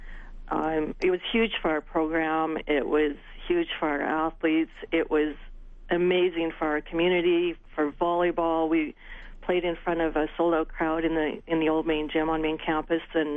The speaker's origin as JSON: {"language": "English", "town": "Regina", "region": "Saskatchewan", "country": "Canada", "tie": "born or raised there", "said": "the University of Regina, ironically, which is my hometown."}